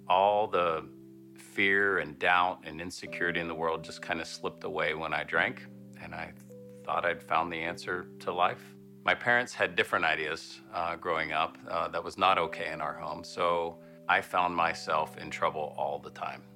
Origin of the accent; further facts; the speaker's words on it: Parkersburg, West Virginia, United States; I grew up in Parkersburg, West Virginia